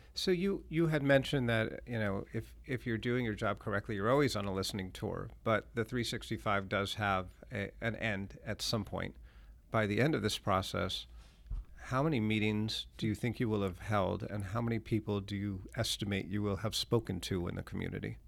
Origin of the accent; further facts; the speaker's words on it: Lexington, Massachusetts, United States; I grew up in Lexington.